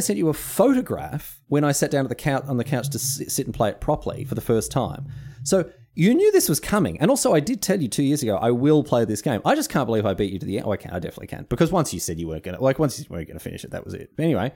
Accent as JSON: {"language": "English", "country": "Australia", "said": "I'm Australian. I don't speak American English"}